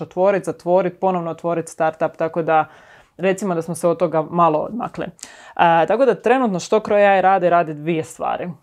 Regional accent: Šibenik, Šibenik-Knin County, Croatia; moved away as an adult; now in Zagreb, Croatia; inače sam iz Šibenika, mhm. mislim da se to jako jasno čuje.

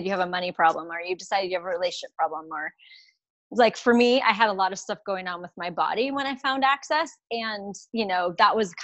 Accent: United States; I'm from the United States.

